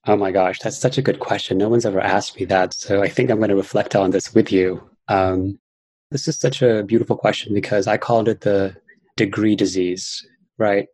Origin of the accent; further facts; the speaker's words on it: New York City, New York, United States; I grew up in New York City and I was bullied quite a lot as a child. I had an accent because I moved here when I was 10 years old